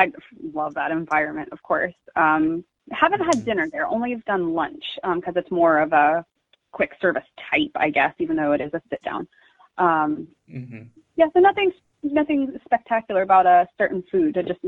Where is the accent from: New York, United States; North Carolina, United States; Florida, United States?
Florida, United States; Orlando; I was born and raised in Orlando